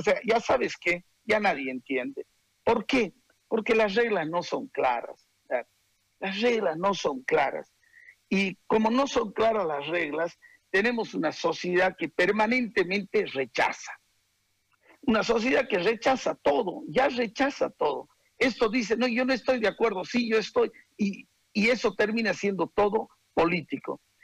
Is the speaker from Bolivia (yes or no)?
yes; Bolivia; los bolivianos